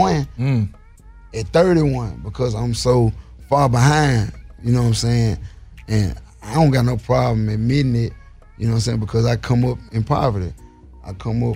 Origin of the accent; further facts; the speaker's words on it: Memphis, Tennessee, United States; I was born and raised in Walter Simmons. That's on the east side of Memphis